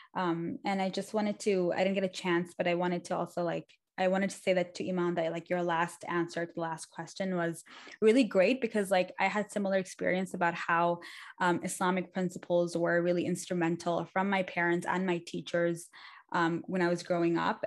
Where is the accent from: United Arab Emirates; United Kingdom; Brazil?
United Arab Emirates; Dubai; moved away; also born or lived in Pakistan; I went to school in Dubai for most of my life